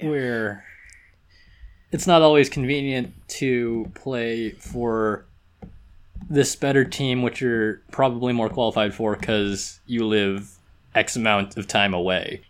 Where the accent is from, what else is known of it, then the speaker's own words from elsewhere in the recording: Southern California, United States; I grew up in Southern California